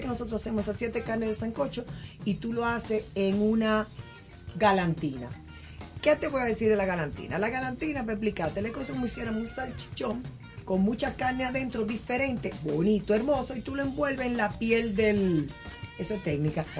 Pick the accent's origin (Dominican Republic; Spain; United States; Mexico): Dominican Republic; yo soy dominicana